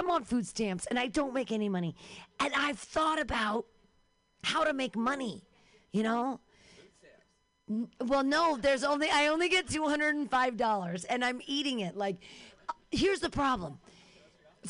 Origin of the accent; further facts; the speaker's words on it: Danville, United States; I grew up in Danville.